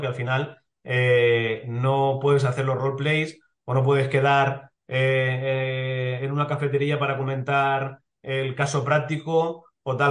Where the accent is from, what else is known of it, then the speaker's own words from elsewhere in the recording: Elche, Valencian Community, Spain; soy de Elche